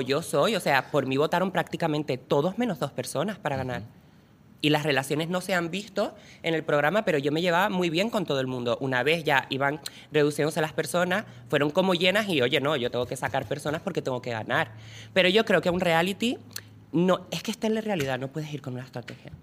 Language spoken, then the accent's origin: Spanish; Lanzarote, Canary Islands, Spain; yo soy de Lanzarote